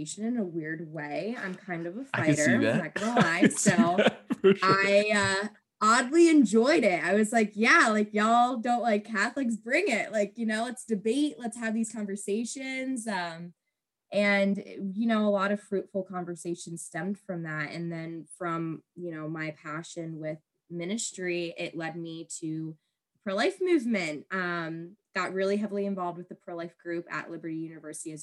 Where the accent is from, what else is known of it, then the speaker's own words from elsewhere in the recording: Virginia, United States; I was born and raised in Virginia, never left